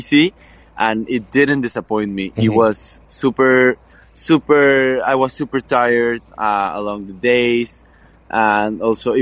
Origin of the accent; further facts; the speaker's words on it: Guadalajara, Jalisco, Mexico; I'm from Guadalajara, Jalisco, Mexico